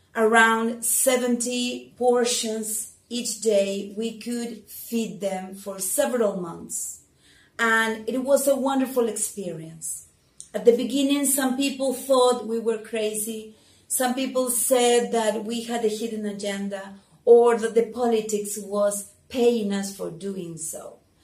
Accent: Argentina; I am from Argentina.

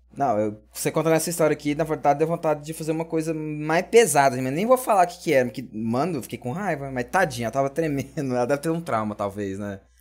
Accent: Brazil; nós, como brasileiros

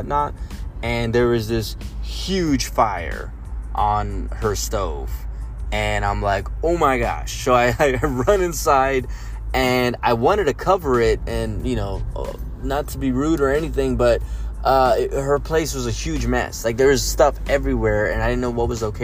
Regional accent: San Antonio, Texas, United States; I'm from San Antonio, Tejas

